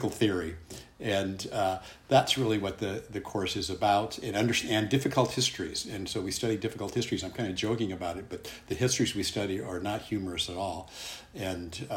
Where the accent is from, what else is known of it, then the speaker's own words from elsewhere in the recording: Santa Ana, California, United States; moved away as an adult; also born or lived in Illinois / Iowa / San Francisco Bay Area; I was born and raised in Santa Ana, California